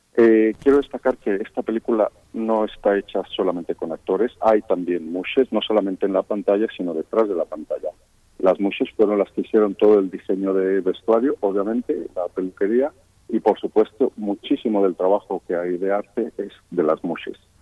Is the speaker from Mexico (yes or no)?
yes; Mexico; Yo como mexicano